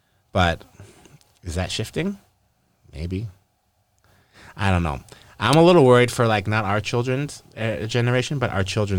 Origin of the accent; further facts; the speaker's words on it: Canada; we're Canadian